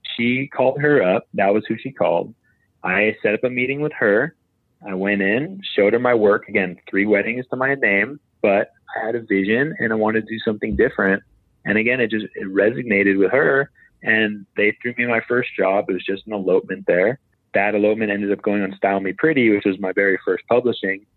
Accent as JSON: {"language": "English", "area": "Maui", "region": "Hawaii", "country": "United States", "said": "I'm from Maui, I'm a photographer."}